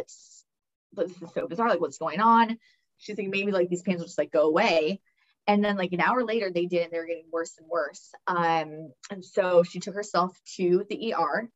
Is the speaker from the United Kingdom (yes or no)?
no; California, United States; I come from, you know, we're from California